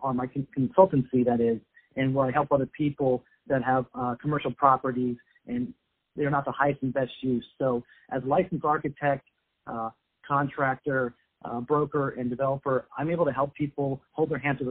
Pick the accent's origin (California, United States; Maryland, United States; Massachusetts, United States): California, United States; Los Angeles; where I grew up in Sun Valley, San Fernando Valley